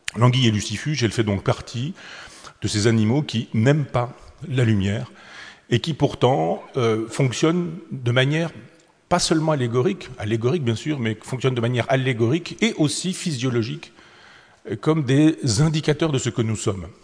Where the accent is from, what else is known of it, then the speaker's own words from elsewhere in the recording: Chambois, Normandy, France; les anguilles de mon enfance, celle euh, du, du, petit lavoir de mon village natal à Chambois